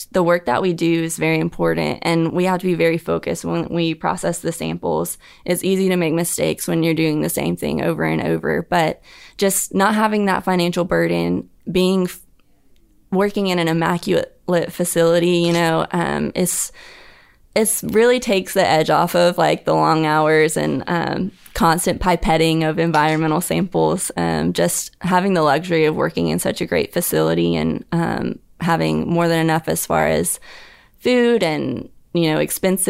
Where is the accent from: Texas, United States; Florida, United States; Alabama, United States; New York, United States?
Alabama, United States; Huntsville; Huntsville, Alabama.